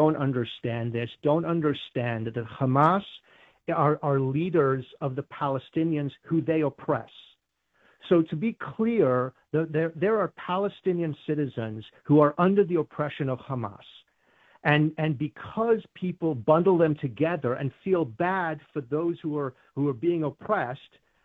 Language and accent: English; United Kingdom; now in United States; I grew up in Great Britain